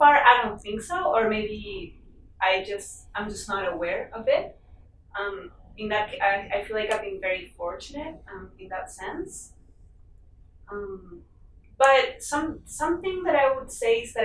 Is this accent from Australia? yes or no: no; Lima, Peru; moved away; I grew up in Lima, which is very, very mild weather year round